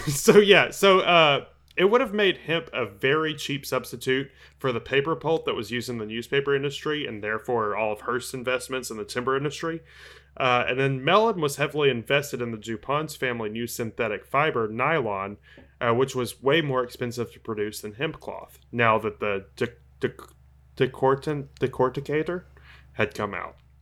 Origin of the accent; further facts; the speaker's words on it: Tennessee, United States; my home state of Tennessee